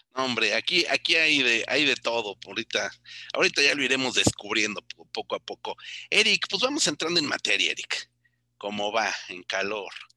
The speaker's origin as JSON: {"language": "Spanish", "country": "Mexico", "said": "como mexicanos"}